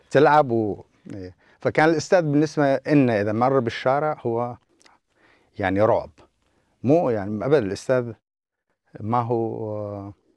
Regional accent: Abu Kamal, Deir ez-Zor Governorate, Syria; moved away as an adult; also born or lived in Kuwait City, Kuwait / Aleppo, Syria / Saudi Arabia; now in New Zealand; كل هذه الفترة بقينا بالبكمال

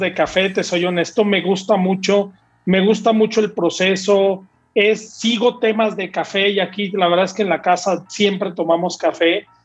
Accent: Torreón, Coahuila, Mexico; moved away as an adult; now in Metepec, Mexico; yo no soy de la Ciudad de México, yo soy de Torreón, ahora vivo aquí en Metepec, pegado a la Ciudad de México

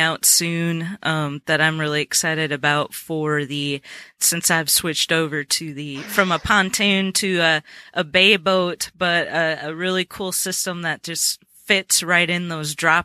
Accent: Minnesota, United States; now in Middle Tennessee, United States; I'm originally from Minnesota and grew up fishing for walleye

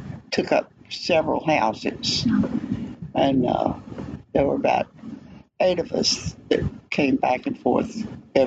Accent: West Memphis, Arkansas, United States; I grew up in West Memphis, Arkansas.

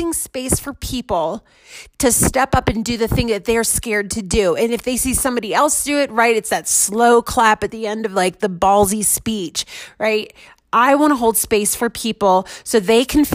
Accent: Washington, D.C., United States; also born or lived in Denver metro area, Colorado; now in Denver, United States; I'm in Denver metro area. I'm from the DC metro area

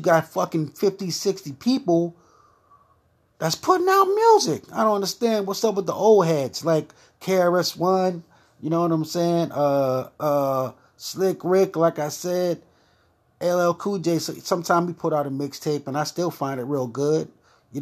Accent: New York City, New York, United States; I'm from Brooklyn

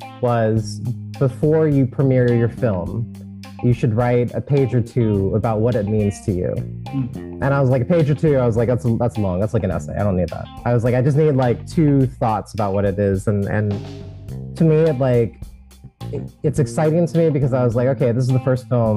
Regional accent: United States; Kristen and I had known since fifth grade, and we grew up together in Washington

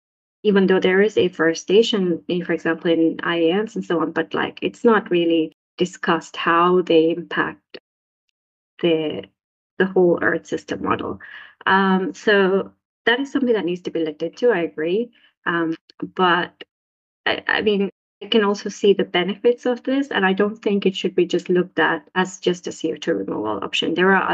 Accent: Saudi Arabia; also born or lived in Sri Lanka; now in Finland; And I am from Sri Lanka, but I grew up in Saudi Arabia.

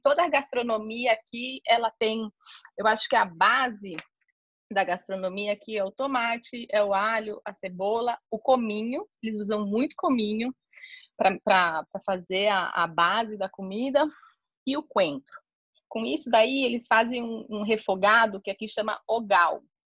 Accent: São Paulo, Brazil; moved away as an adult; now in Cartagena, Colombia; eu sou brasileira, né? Eu sou de São Paulo.

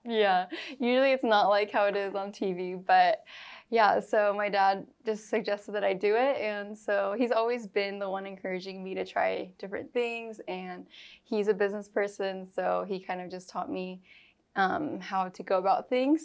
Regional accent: Granite Bay, California, United States; also born or lived in Bay Area, California; I was born and raised in Granite Bay, Roseville area

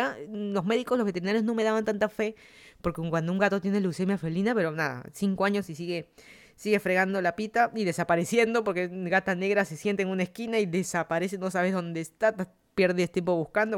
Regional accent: Lima, Peru; moved away as an adult; also born or lived in Miami, United States / Virginia, United States; now in Fairfax County, Virginia, United States; yo soy de Perú, toda mi vida he vivido en Lima

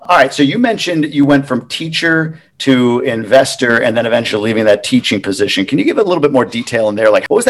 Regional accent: upstate New York, United States; So upstate New York, I grew up in New York as well, upstate New York.

